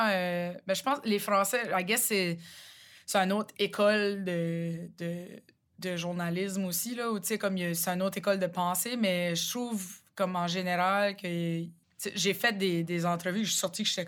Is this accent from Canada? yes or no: yes; Rogersville, New Brunswick, Canada; accent: Chiac; chez nous, à Rogersville, le chiac est vraiment différent que celui de Moncton c'est là, comme mon accent en ce moment, c'est plus Moncton que Rogersville, d'où je viens.